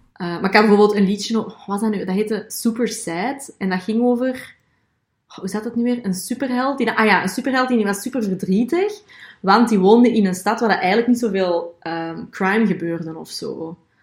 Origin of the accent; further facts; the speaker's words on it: Belgium; ik ben een Belgische